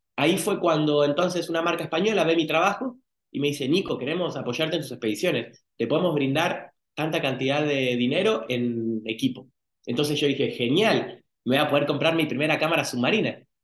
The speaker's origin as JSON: {"language": "Spanish", "town": "San Miguel", "region": "Buenos Aires Province", "country": "Argentina", "tie": "born or raised there", "moved": "yes", "lives_now": "Baja California, Mexico", "said": "en San Miguel, yo nací en Buenos Aires, provincia de Buenos Aires, Argentina, y el mar más cercano queda a quinientos kilómetros."}